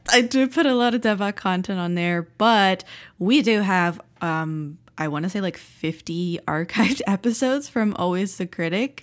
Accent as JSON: {"language": "English", "region": "South Florida", "country": "United States", "tie": "born or raised there", "moved": "yes", "lives_now": "Philadelphia, United States", "said": "we grew up in South Florida and we had a pool"}